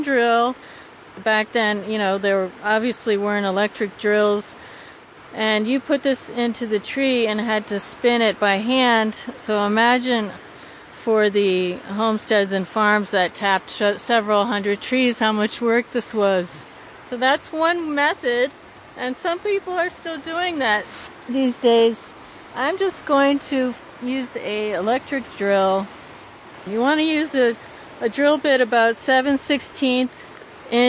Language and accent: English; Oneonta, New York, United States; now in Tusten, United States; I grew up in Oneonta, New York, which is the Upper Catskills